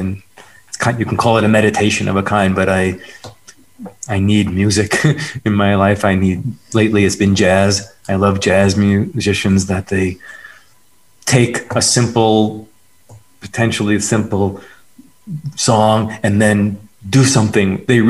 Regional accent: New York, United States; I grew up in New York in a cement jungle, I call it.

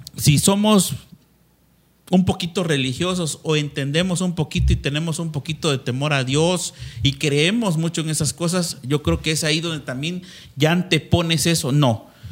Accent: Mexico; como mexicanos

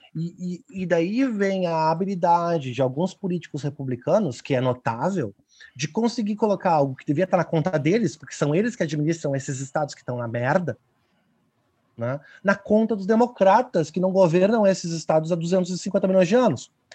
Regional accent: Brazil; nós que somos brasileiros

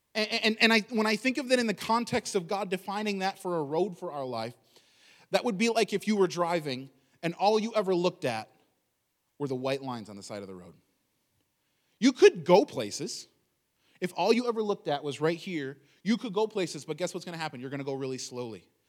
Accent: United States; I'm an American

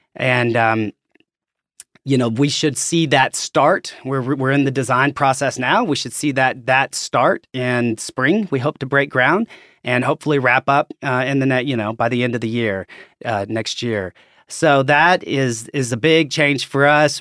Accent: Conway, Arkansas, United States; I'm from, as you can probably tell from my accent, I'm from Arkansas, uh, from Conway originally.

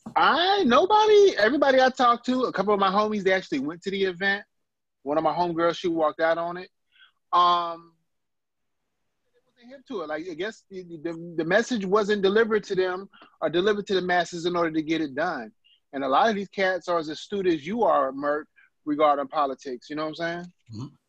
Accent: Compton, California, United States; I'm from Compton.

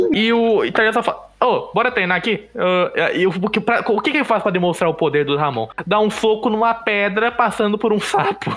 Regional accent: Brazil; a gente é brasileiro

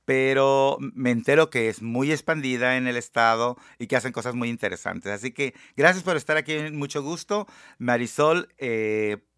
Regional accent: Tecomán, Colima, Mexico; Yo soy de Tecomán, Colima.

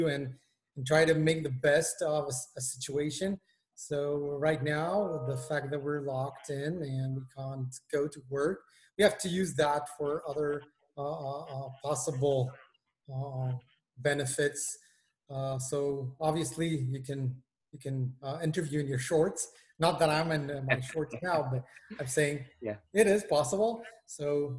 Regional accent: Israel; moved away as an adult; now in London, United Kingdom; Originally, I come from Israel, and I've just migrated to London.

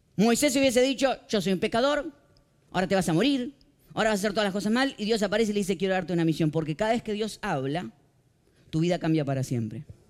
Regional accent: Morón, Buenos Aires Province, Argentina; Yo vengo de la ciudad de Morón, en Buenos Aires, Argentina

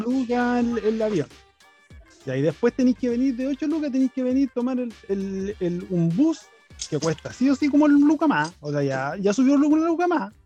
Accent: Santiago, Santiago Metropolitan Region, Chile; yo soy de Santiago

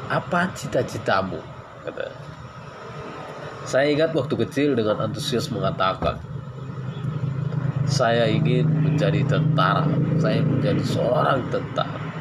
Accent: Gunung Tua, North Sumatra, Indonesia; Saya berasal dari Sumatera Utara Medan ya Tepatnya di bagian Tapanuli Selatan Yaitu di Gunung Tua

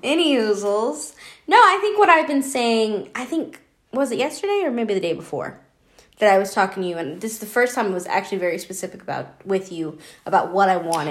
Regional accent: Georgia, United States; moved away; I'm from Georgia

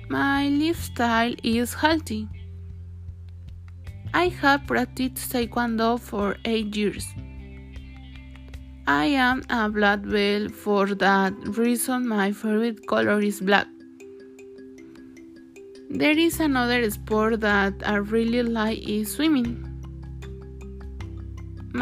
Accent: Mexico; I am Mexican

